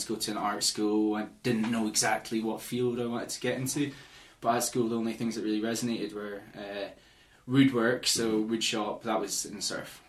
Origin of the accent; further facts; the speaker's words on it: Edinburgh, Scotland, United Kingdom; So Edinburgh, I'm from Edinburgh.